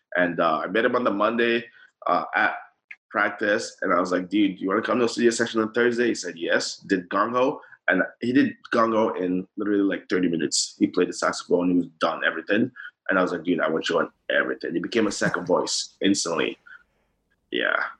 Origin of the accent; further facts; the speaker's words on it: Nigeria; growing up in Nigeria